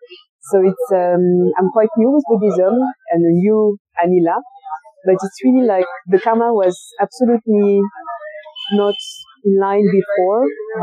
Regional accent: France; English is a second language; also born or lived in Colombia; I'm French. {S1} mm. {S2} Maybe you could notice it with my accent. I was born in Colombia and was adopted. I was a baby and arrived in France.

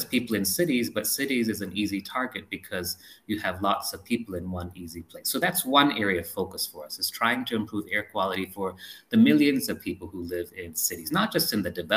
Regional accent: India; moved away; also born or lived in United States; I came here because I wanted to serve the country. I wanted to make things better for my fellow Indian.

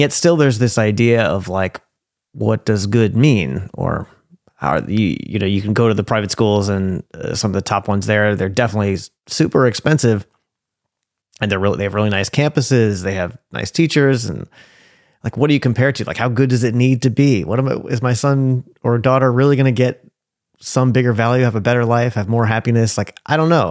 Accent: New York, United States; now in Portland, United States; I grew up in New York

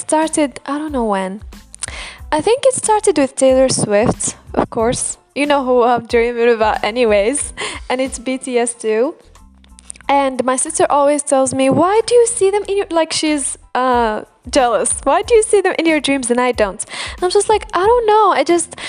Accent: Algeria; first language Algerian Arabic; English is a second language; my native language is Arabic or Algerian

